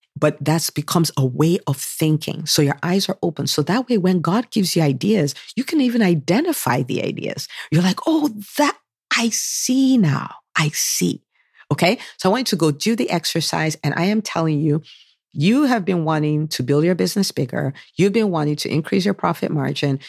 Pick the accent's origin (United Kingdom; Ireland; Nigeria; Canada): Nigeria; now in United States; growing up in Nigeria